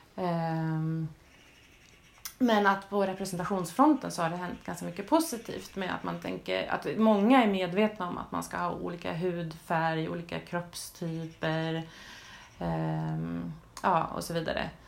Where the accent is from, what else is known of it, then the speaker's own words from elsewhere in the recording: Sweden; nu är jag kanske inte från den mest förfördelade delen av världen, men att som svensk